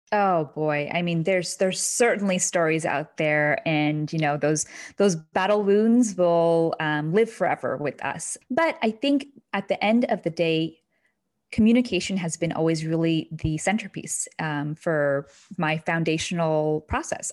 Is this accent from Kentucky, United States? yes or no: yes; Kentucky, United States; moved away as an adult; now in New Hampshire, United States; I grew up in a small, intimate town in Kentucky